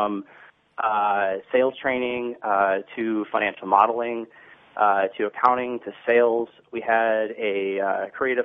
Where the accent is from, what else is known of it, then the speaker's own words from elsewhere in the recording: Troy, Michigan, United States; I grew up in Troy, Michigan.